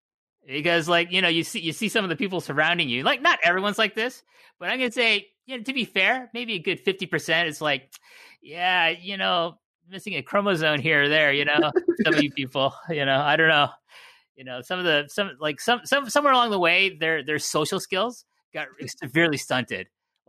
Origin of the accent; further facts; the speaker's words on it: Canada; I'm Canadian